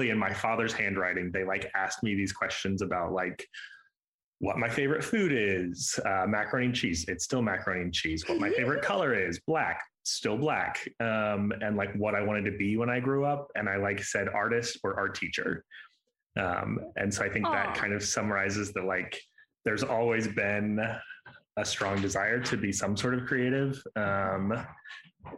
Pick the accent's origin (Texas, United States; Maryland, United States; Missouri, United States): Missouri, United States; St. Joseph; also born or lived in Camdenton, Missouri / Charlotte, North Carolina; now in Kansas City, United States; I grew up in St. Joe. It's not super small. I was there till I was about 16